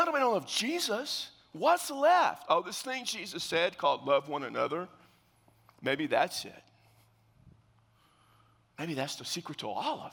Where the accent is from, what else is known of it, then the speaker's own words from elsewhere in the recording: South Texas, United States; I'm from South Texas